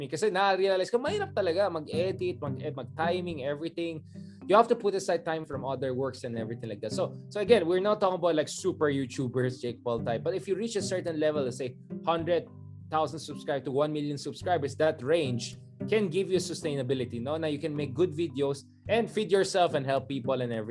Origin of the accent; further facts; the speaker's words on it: Philippines; bilang isang Pilipino